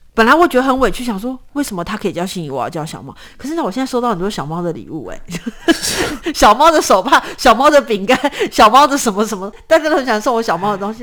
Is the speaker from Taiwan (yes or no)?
yes; Hsinchu, Taiwan; also born or lived in Miaoli / Taoyuan; 我是在，呃，新竹的空军眷村长大，因为我爸爸，呃，我爸爸是在上海出生，他跟我爷爷奶奶一起来，就是撤退来台湾的时候，他一起来，呃，我爷爷是空军，所以他们在新竹落脚，就是在空军眷村。所以我是在新竹的空军眷村出生长大，然后，呃，我爸爸也是军人，我爸爸是情报员